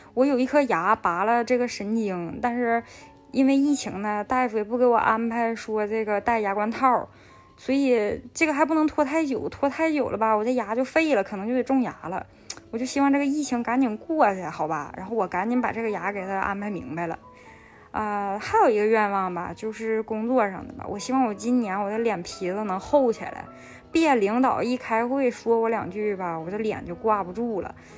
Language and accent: Chinese; Northeast China, China; now in Beijing, China; 我现在是在北京工作，是一个东北人，做的就是轻工领域的标准化工作